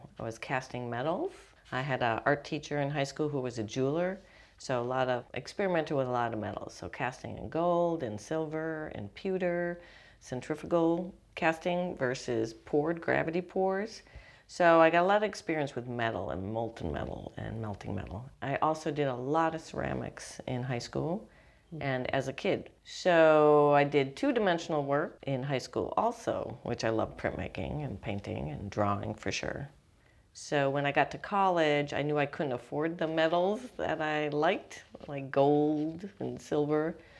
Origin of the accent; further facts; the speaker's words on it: Oshkosh, Wisconsin, United States; moved away as an adult; also born or lived in Madison, Wisconsin / Mexico / Texas; now in Portland, United States; I came from Oshkosh, Wisconsin, grew up there, and then I went to college in Madison, Wisconsin, and got my bachelor's degree in fine art there. Then headed to Mexico, working for some jewelers, and then to Texas